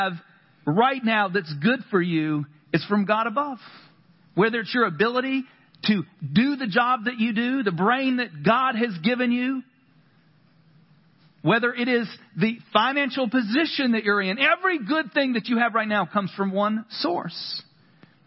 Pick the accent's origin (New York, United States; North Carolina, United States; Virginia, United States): North Carolina, United States; I grew up in the South, North Carolina